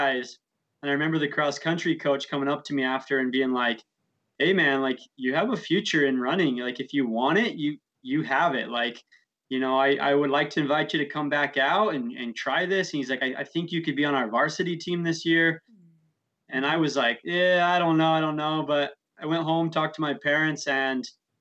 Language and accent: English; St. George, Utah, United States; I grew up in St. George, Utah